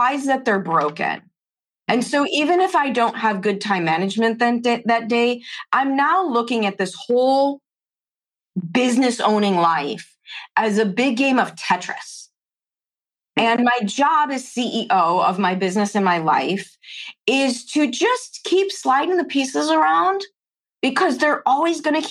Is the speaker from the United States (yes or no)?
yes; Chicago, Illinois, United States; I grew up in Chicago, public schools in the 70s and 80s